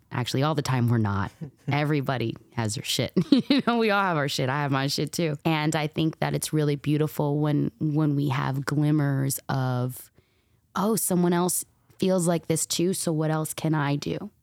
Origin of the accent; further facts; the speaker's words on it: New York City, New York, United States; also born or lived in New Jersey; now in Los Angeles, United States; I grew up in New York City